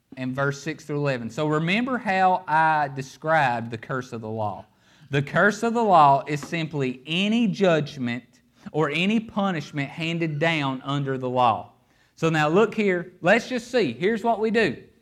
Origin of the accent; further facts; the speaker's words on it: Appalachia, United States; I'm from Appalachia.